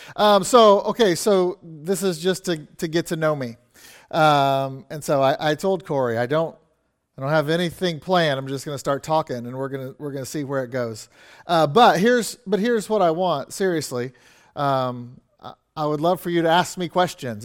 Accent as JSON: {"language": "English", "town": "Kansas City", "region": "Missouri", "country": "United States", "tie": "born or raised there", "said": "I grew up in a church in Kansas City, like, literally, I, say I grew up in the Kansas City Baptist Temple"}